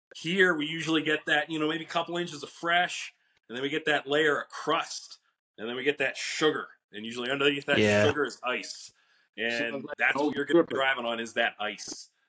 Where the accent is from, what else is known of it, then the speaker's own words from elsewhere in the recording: western Pennsylvania, United States; I grew up kind of west side. I was from Evansburg, right between Johnstown and Elmira.